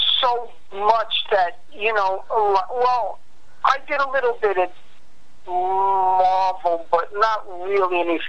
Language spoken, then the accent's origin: English; Long Island, New York, United States; also born or lived in Far Rockaway, New York; I was from Long Island, so Far Rockaway was like closer to Manhattan than where I lived.